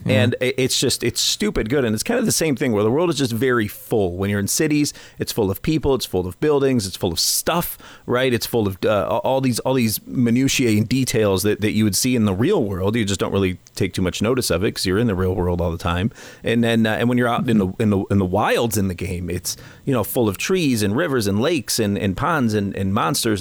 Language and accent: English; United States; moved away; my my my home country and my adopted country